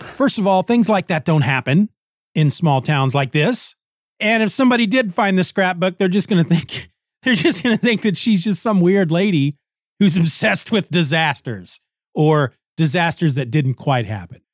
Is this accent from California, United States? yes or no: no; Kansas, United States; I grew up in Kansas. I've lived all my life in Kansas